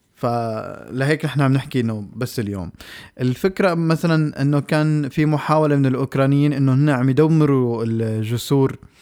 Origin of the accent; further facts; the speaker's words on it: Syria; now in Norway; نحن كسوريين